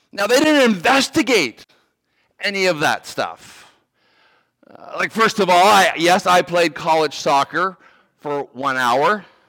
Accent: Canada; moved away as an adult; also born or lived in Virginia / Maryland; I grew up in Canada and I played hockey

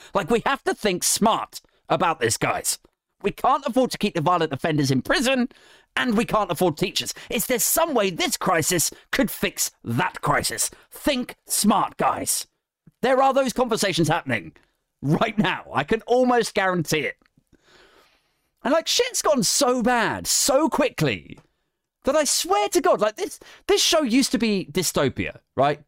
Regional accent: Berkshire, South East England, United Kingdom; moved away; I'm from Berkshire originally

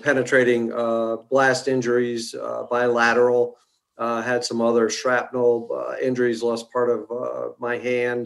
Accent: Connecticut, United States; moved away as an adult; now in Virginia, United States; I was born in New England, actually up in Connecticut, just outside of New York City.

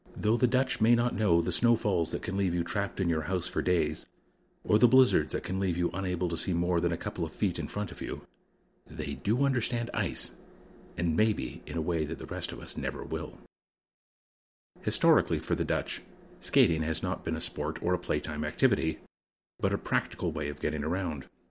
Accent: Canada; As a Canadian

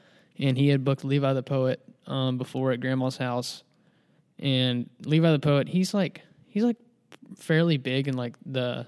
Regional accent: West Monroe, Louisiana, United States; also born or lived in Ruston, Louisiana; before I moved to Ruston. And I'm from West Monroe area.

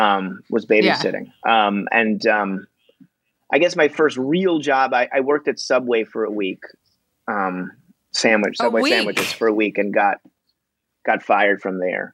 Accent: New York City, New York, United States; I grew up in Queens

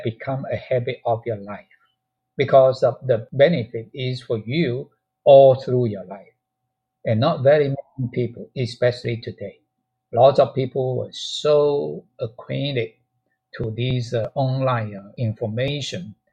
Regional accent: China; moved away; there's a teacher's training college in China, in my hometown, have a library

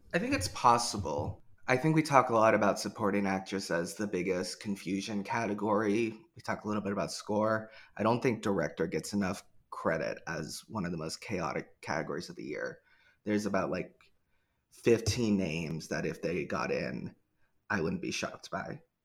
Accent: Portland, United States; I'm from Portland

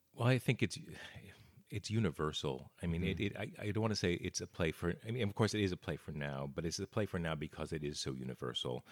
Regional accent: Bergen County, New Jersey, United States; also born or lived in Los Angeles, United States; now in Portland, United States; originally New Jersey, right outside New York uh, in Bergen County

